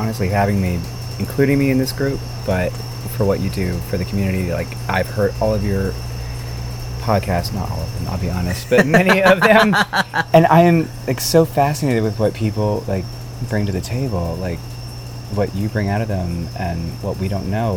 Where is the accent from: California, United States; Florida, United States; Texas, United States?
Texas, United States; Arlington; moved away; also born or lived in Fort Worth, Texas / New York; I was born in Fort Worth, Texas. I grew up in Arlington, Texas